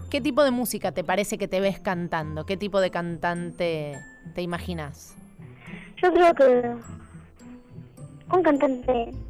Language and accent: Spanish; Tandil, Buenos Aires Province, Argentina; Yo soy de Tandil.